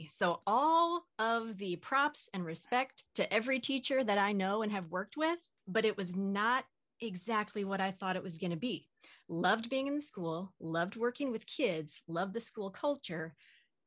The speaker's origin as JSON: {"language": "English", "region": "Southern Oregon", "country": "United States", "tie": "born or raised there", "also_born_or_lived": "New Jersey / Austin, Texas", "moved": "as an adult", "lives_now": "Pacific Northwest, United States", "said": "I was actually born and raised in Southern Oregon"}